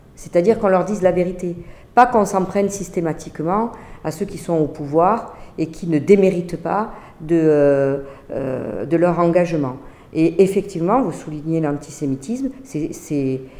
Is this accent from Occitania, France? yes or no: yes; Montpellier, Occitania, France; je suis de Montpellier